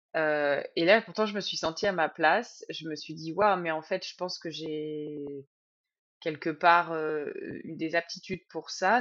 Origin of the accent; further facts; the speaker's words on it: Sologne, southern Loir-et-Cher, Centre-Val de Loire, France; je viens du Loir-et-Cher, au sud du Loir-et-Cher, dans le coin qui s'appelle la Sologne